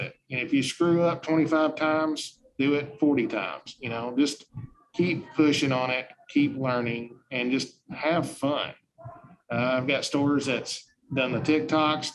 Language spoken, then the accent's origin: English; Truman, Arkansas, United States; moved away; I'm from Truman, Arkansas, and I'm very proud